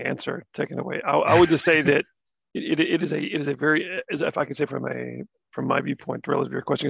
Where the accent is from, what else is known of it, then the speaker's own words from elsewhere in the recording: the South, United States; my life growing up in the South and in the areas in the ways that I did